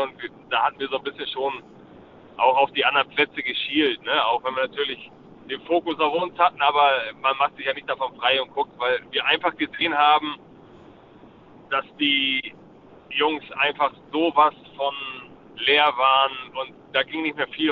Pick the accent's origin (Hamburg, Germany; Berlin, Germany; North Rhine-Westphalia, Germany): Hamburg, Germany; in meiner Heimatstadt